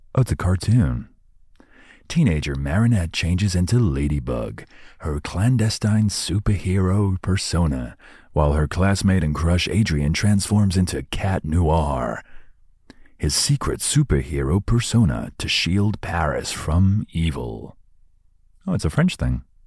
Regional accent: United Kingdom; I'm British

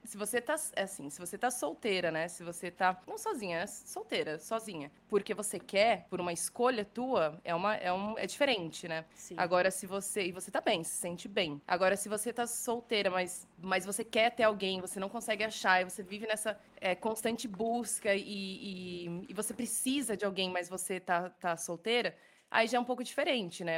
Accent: Brazil; moved away as an adult; now in Dublin, Ireland; sete, oito anos que eu saí de casa, do Brasil, né? Que eu saí do Brasil

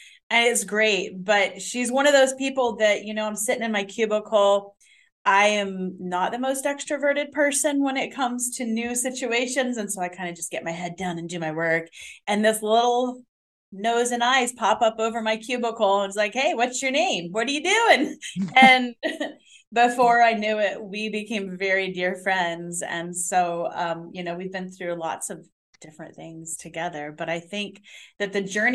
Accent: Melbourne, Florida, United States; I grew up living down in South Florida, like Melbourne

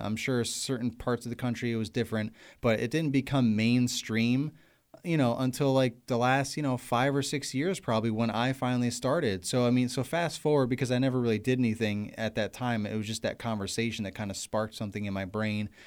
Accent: New York, United States; moved away as an adult; also born or lived in Pennsylvania; now in Virginia, United States; I'm from New York

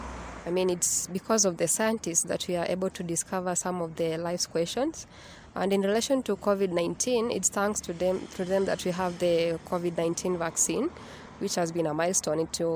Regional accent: Nairobi, Kenya; I'm a resident here in Nairobi.

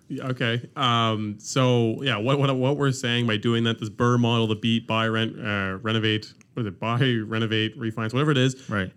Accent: Ontario, Canada; now in Halifax, Canada; I'm from Ontario

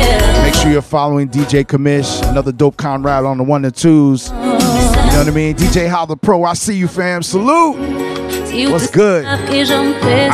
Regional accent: Port-au-Prince, Ouest, Haiti; I was born in Port-au-Prince.

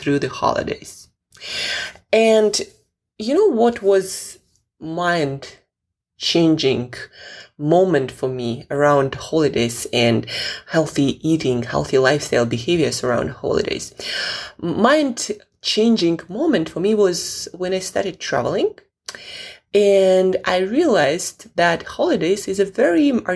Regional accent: Russia; moved away; I'm originally from Russia

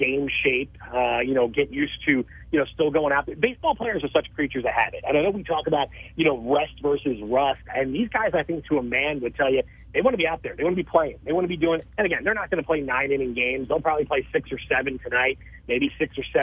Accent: Philadelphia, Pennsylvania, United States; moved away; Philadelphia is my hometown

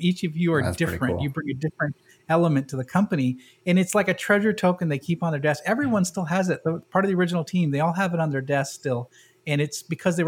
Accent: New England, United States; moved away; I'm from New England

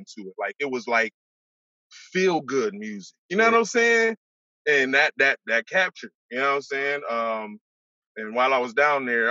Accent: Rochester, New York, United States; also born or lived in the South / California / North Carolina; I'm from Rochester, New York. Born and raised in Rochester, New York, upstate New York. 19th Ward

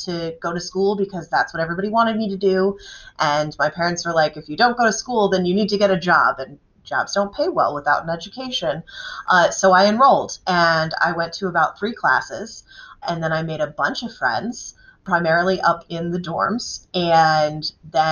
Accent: Dryden, New York, United States; I grew up in Dryden, New York

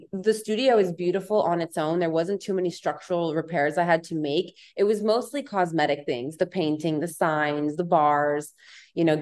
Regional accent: Palm Springs, California, United States; also born or lived in Orange County; now in Los Angeles, United States; I'm from Palm Springs, and I lived in Orange County for 6 years before this

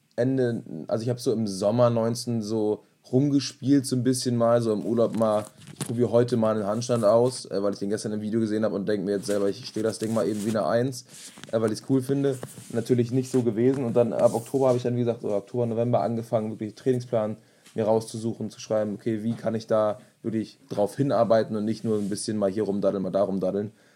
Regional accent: Germany; also born or lived in Berlin; bei uns in Deutschland

